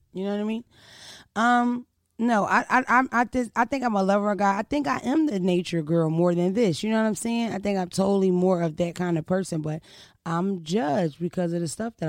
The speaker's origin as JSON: {"language": "English", "town": "Washington", "region": "District of Columbia", "country": "United States", "said": "I'm from Berry Farms. Southeast. Shout out to D.C., Berry Farms, all that shit. The DMV."}